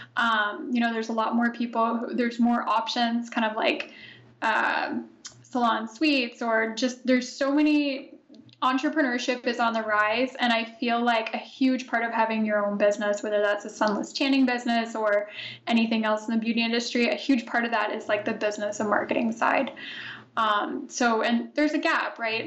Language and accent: English; Canada; also born or lived in Italy; I myself am Canadian, so I'm recording this from Ottawa, Ontario. I just moved back to Canada from Italy, so I was there for four years